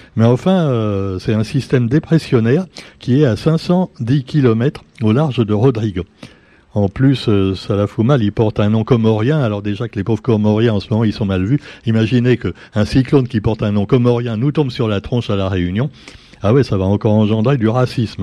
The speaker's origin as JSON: {"language": "French", "town": "Paris", "region": "Île-de-France", "country": "France", "tie": "born or raised there", "moved": "yes", "said": "moi-même je suis parisien de naissance"}